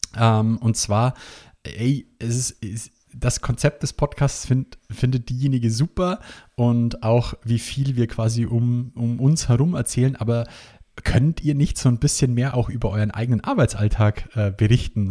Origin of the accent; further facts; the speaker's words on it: Bavaria, Germany; bei uns in Bayern